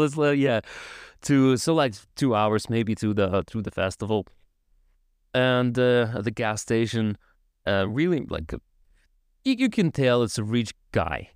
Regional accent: Tiraspol, Transnistria, Moldova; first language Russian; English is a second language; moved away as an adult; now in Poland; from Tiraspol. I'm from Tiraspol

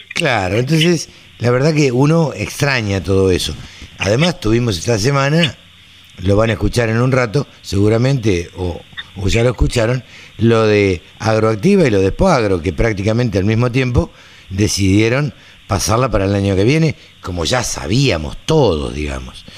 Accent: Maipú, Buenos Aires Province, Argentina; en, Maipú, donde yo nací, en el campo

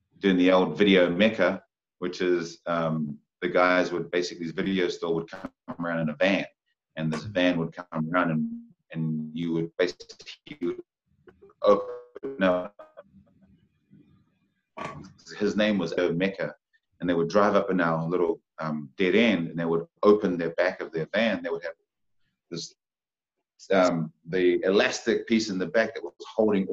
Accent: Porirua, Wellington, New Zealand; Born and raised in Porirua, Rānui Heights.

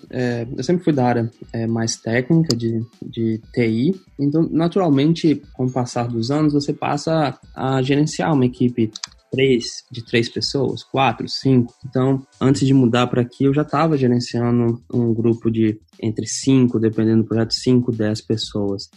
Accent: Minas Gerais, Brazil; moved away as an adult; also born or lived in Rio de Janeiro; now in Ireland; eu sou mineiro

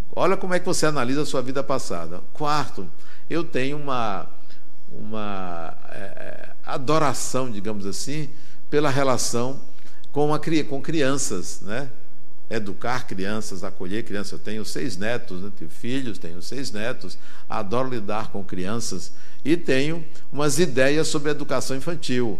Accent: Brazil; eu sou brasileiro

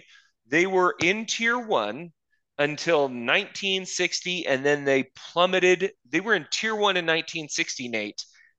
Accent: Luton, East of England, United Kingdom; born there; I was born in Luton. And the problem is in English boroughs, that actually isn't that hard to prove. Like, my family, my mother was born here. Her mother was born here.

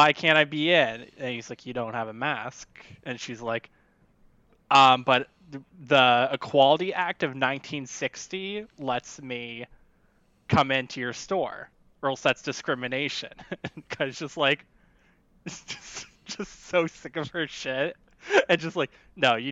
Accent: United States; I'm an American

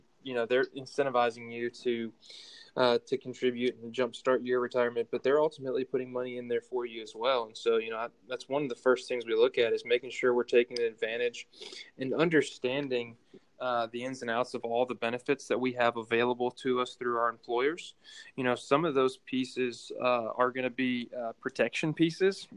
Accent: Cleveland, Ohio, United States; moved away as an adult; also born or lived in Tennessee; I'm originally from Cleveland, Ohio

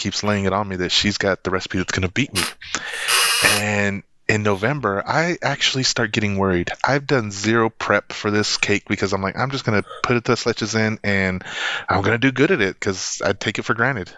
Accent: Lubbock, Texas, United States; It's back in my hometown, Lubbock, Texas

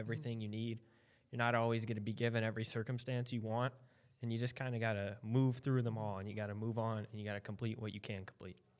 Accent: Indiana, United States; also born or lived in Maryland; I started skating after I moved to Indiana from Maryland

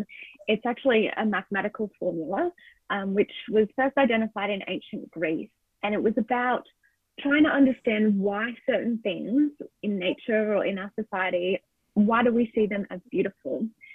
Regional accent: Australia; So as an Australian, I would like to acknowledge the Aboriginal and Torres Strait Islander people of so-called Australia

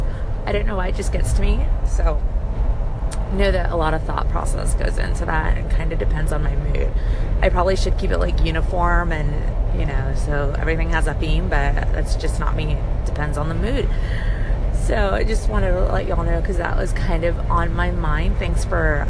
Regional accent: Puerto Rico; now in United States; I was born and raised in Puerto Rico, with time in the States in between

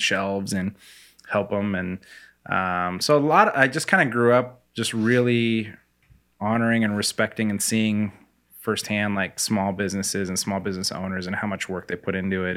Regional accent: Spokane, Washington, United States; also born or lived in Korea; I grew up in Spokane, went to the same house, like, went to North Central High School

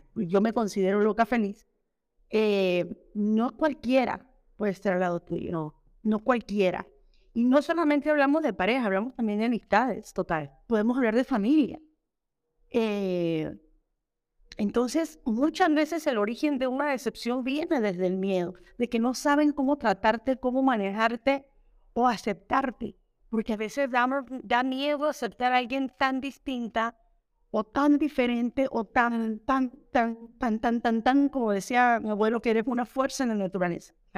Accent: Colón, Panama; moved away as an adult; also born or lived in Mexico; uno viene con la mentalidad de Panamá que somos un poquito más abiertos

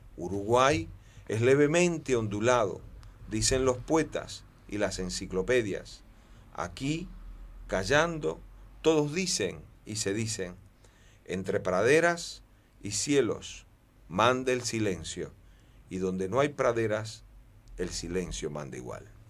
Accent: Cuba; yo soy isleño de naturaleza, soy cubano

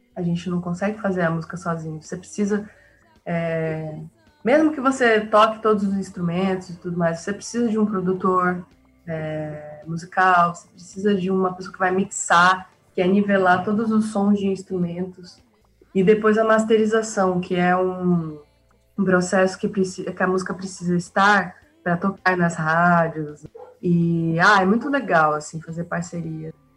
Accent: Cuiabá, Mato Grosso, Brazil; sou cuiabana, sou mato-grossense

